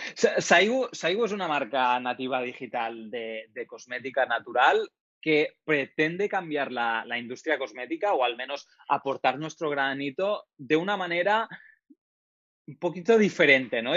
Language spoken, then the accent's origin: Spanish; Menorca, Balearic Islands, Spain; now in Valencia, Spain; estoy ahora mismo viviendo en Valencia, lo que soy de Menorca